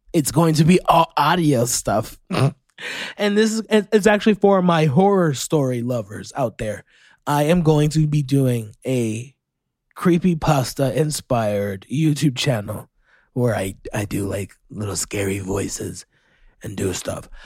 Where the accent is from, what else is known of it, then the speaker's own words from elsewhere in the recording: Orlando, Florida, United States; you had a crash land in my hometown. That's where I'm from.